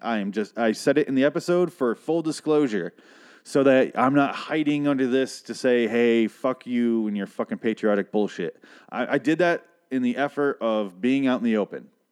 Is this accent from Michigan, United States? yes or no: yes; Michigan, United States; now in Arizona, United States; I am from Michigan